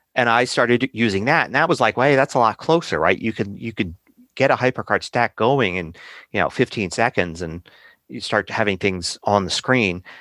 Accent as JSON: {"language": "English", "town": "Philadelphia", "region": "Pennsylvania", "country": "United States", "tie": "born or raised there", "said": "I grew up in Philadelphia"}